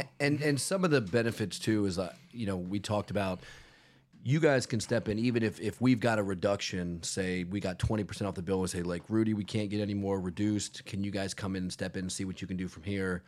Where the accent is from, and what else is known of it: Virginia, United States; now in South Florida, United States